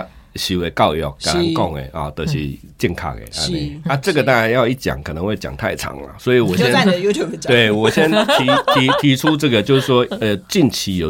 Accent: Yilan, Yilan County, Taiwan; 因为我是宜兰人啊，

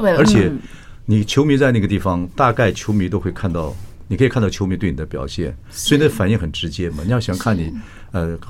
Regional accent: Northeast China, China; accent: Northeastern (Dongbei); 我有口音，我发不出这个音。 {S1} 对， {S0} 我有点东北腔，

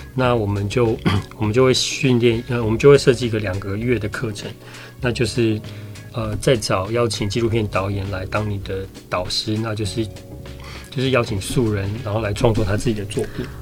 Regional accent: Taiwan; 我们台湾人

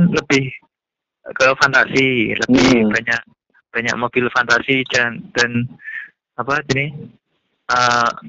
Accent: Pati, Central Java, Indonesia; Saya berasal dari Pati.

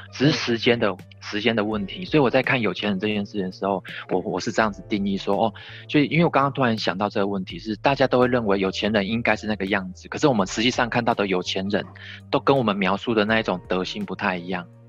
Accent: Tainan, Taiwan; 我们台南这边有好多豪宅，好大，好大，好漂亮

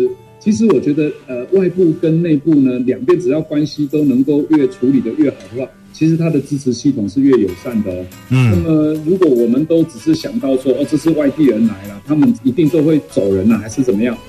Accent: Shuili, Nantou County, Taiwan; 那我从小是在南投的水里的乡下长大，嗯，那我就感觉到好像我出生在台湾最好的年代

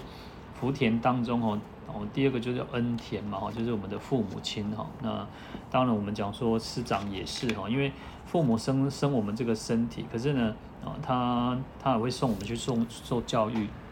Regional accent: Taiwan; 我们台湾人哦

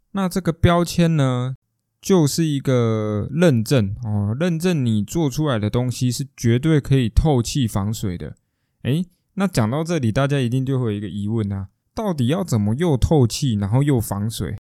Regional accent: Taiwan; 我们台湾人不会那么地讲究生活，享受生活这件事情

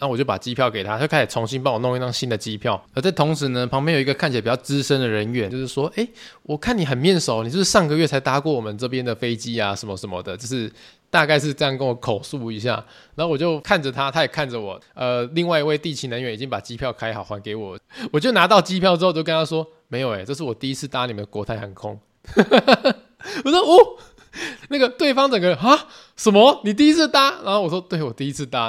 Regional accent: Taiwan; 就是我们台湾人啊，我们台湾的好朋友们出国的时候哈

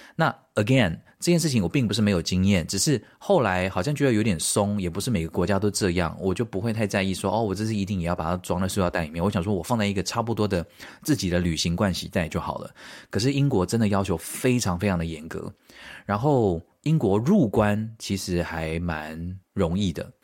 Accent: Taiwan; moved away; 我们台湾人

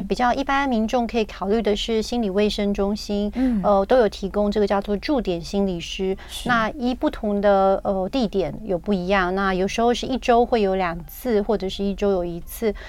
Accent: Taiwan; 我们台湾人真的很急

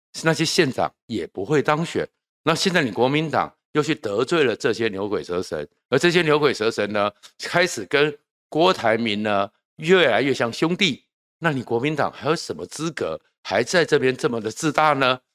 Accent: Taiwan; 小时候啊，我是从眷村长大的第二代， 呃，外省， 所谓的外省人第二代， 所以呢，我听得懂闽南语，但是我不会讲闽南语。 然后有，我妈妈是云林的农村人， 所以阿公阿妈那一边，当然都讲闽南语

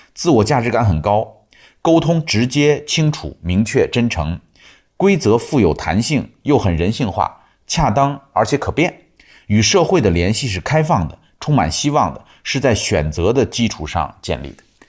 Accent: China; 我们中国人

